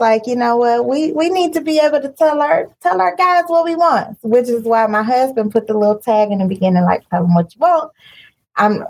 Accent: Cleveland, Ohio, United States; I am from Cleveland, Ohio. People like to call us the mistake on the lake, but we are bomb

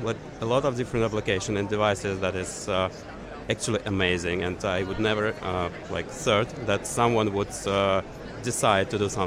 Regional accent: Ukraine; I'm from Ukraine

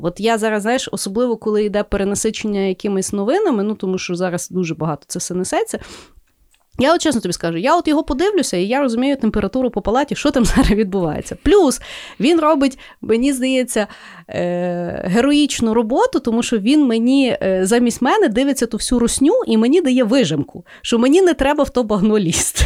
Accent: Lviv, Lviv Oblast, Ukraine; я зі Львова

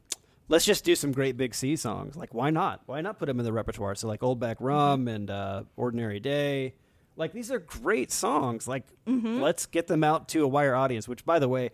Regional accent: United States

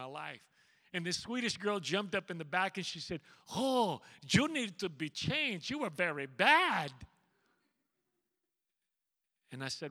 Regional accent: Cajun country, Louisiana, United States; born or raised there

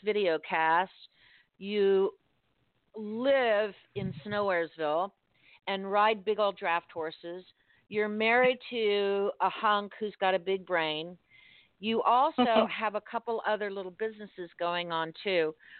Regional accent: Miami, Florida, United States; now in Fort Myers, United States; in South Florida, where I was born and raised in Miami, and now I'm in Fort Myers

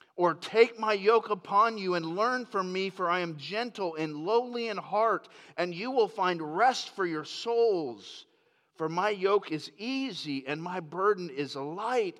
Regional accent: Lakeland, Florida, United States; moved away; also born or lived in Grand Rapids, Michigan; I grew up in Lakeland, Florida

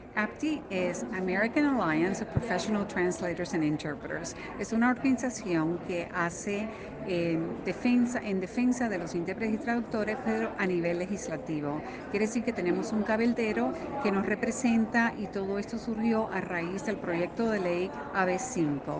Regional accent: Guatemala; soy de Guatemala

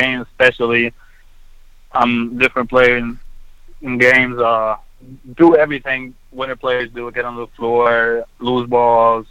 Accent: Egypt; also born or lived in Texas; now in United States; born and raised in Egypt and growing up in Egypt and then moving here to pursue my dream of playing basketball

